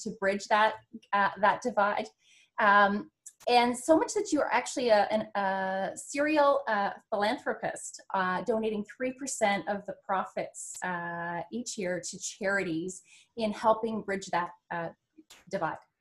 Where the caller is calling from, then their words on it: Ontario, Canada; I'm calling in from Ontario, Canada